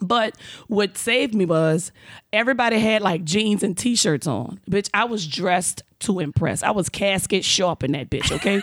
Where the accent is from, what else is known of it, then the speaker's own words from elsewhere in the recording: New Orleans, Louisiana, United States; now in California, United States; I'm from New Orleans. We, we ghetto